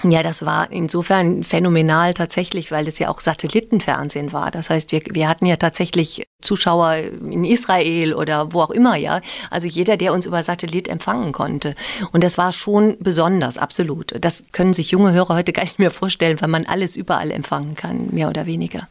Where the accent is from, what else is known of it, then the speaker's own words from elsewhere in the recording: Ahrweiler, Rhineland-Palatinate, Germany; moved away as an adult; also born or lived in Mainz; auch groß geworden bis ich 20 war, bin ich aufgewachsen in der Stadt